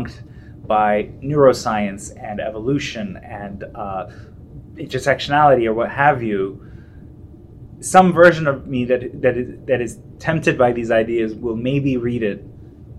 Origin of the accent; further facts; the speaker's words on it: Iran; moved away; I'm from Iran and this kind of secular milieu, but in a very religious society